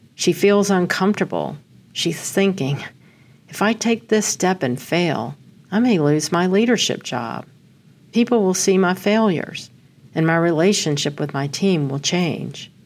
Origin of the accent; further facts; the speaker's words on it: Amarillo, Texas, United States; I was born on August eighth in Amarillo